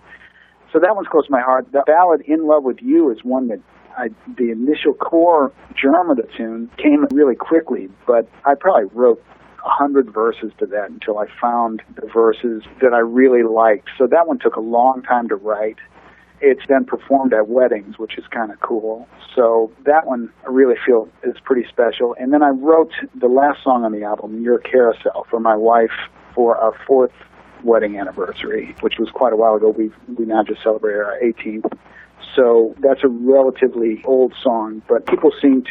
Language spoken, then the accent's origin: English; St. Louis, Missouri, United States; moved away as an adult; also born or lived in New York; now in Nashville, United States; growing up in St. Louis